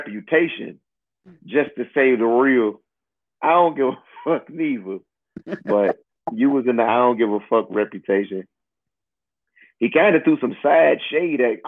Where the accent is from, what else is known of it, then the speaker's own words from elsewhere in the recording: Newport News, Virginia, United States; I'm from Newport News. That's my city